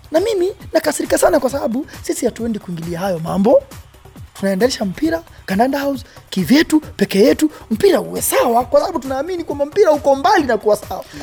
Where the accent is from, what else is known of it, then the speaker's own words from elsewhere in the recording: Kenya; Sisi mimi ni Mkenya